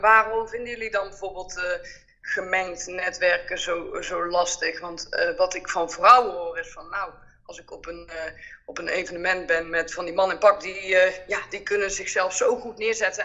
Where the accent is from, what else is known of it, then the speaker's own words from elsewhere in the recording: North Brabant, Netherlands; accent: Brabant; wij komen allebei uit Brabant en dat hoor je natuurlijk ook wel.